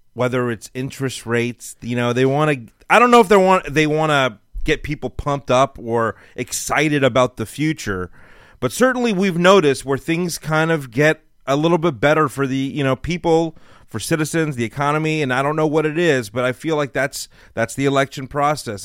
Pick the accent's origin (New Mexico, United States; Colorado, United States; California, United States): California, United States; Los Angeles; moved away as an adult; now in Texas, United States; I lived in L A my whole life.